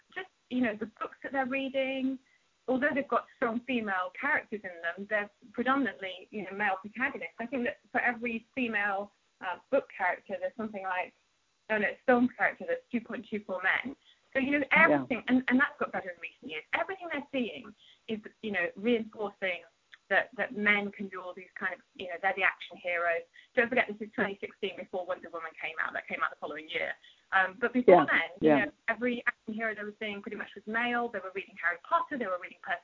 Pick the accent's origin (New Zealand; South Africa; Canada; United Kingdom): United Kingdom; moved away as an adult; also born or lived in London; now in United States; I grew up in Thatcher's Britain